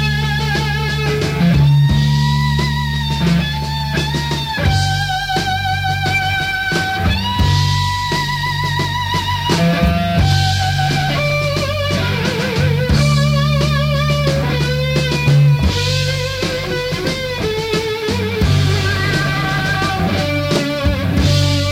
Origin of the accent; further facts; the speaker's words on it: New York City, New York, United States; moved away; my hometown, New York City